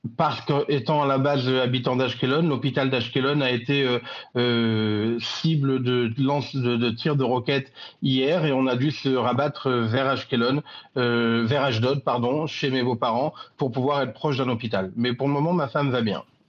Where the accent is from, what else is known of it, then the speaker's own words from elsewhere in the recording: France; now in Israel; je suis français, franco-israélien, j'habite en Israël, mais je suis terriblement attaché à, ma, mes racines françaises.